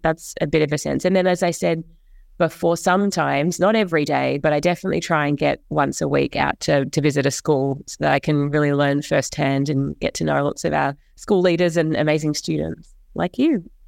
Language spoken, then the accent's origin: English; New Zealand; moved away as an adult; also born or lived in Australia; now in New York, United States; I grew up in Australia and in New Zealand, which is where I went to school and to college